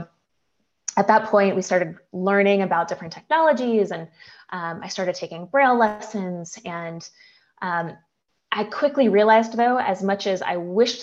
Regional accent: New Jersey, United States; I grew up in New Jersey

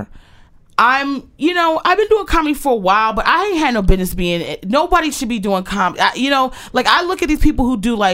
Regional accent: Aberdeen, Maryland, United States; moved away as an adult; I grew up in Maryland, you know, in Aberdeen

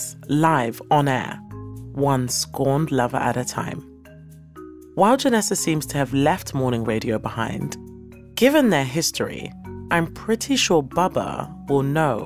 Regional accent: London, United Kingdom; accent: British; born and raised in East London

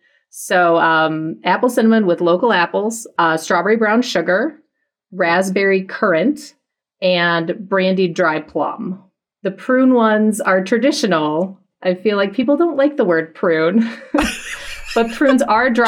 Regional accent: Chicago suburbs, Illinois, United States; now in Madison, United States; I grew up in the Chicago suburbs

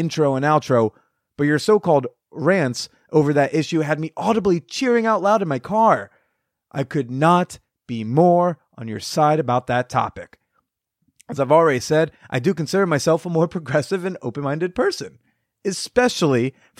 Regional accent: the Bible Belt, United States; Now, as I just mentioned, I am from the Bible Belt. Sex before marriage is still deemed a hellbound sin here.

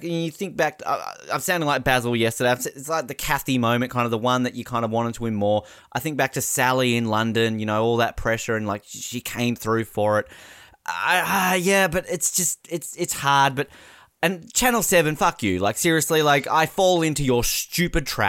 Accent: Australia; I'm so Australian

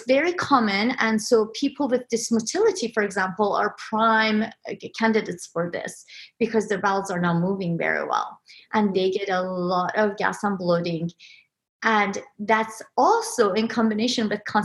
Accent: Iran; moved away; Growing up in Iran, we had a lot of canals

